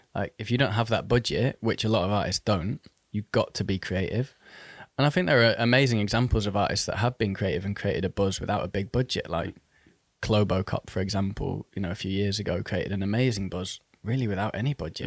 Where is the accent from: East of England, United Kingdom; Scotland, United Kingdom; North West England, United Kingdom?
North West England, United Kingdom; Manchester; moved away as an adult; also born or lived in Oxford; now in London, United Kingdom; I was actually born in Oxford. Um, and then in the year two thousand, so when I was about ten, I moved to Manchester or the Northwest.